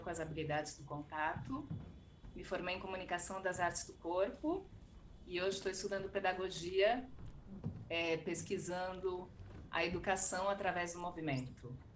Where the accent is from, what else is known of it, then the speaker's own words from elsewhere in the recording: São Paulo, Brazil; also born or lived in Argentina; Eu sou de São Paulo